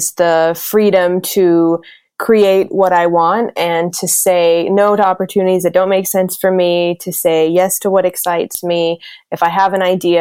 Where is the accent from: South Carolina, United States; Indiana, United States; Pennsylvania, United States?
South Carolina, United States; also born or lived in Greece; I am from the US. I grew up in South Carolina, but my parents are both immigrants from Greece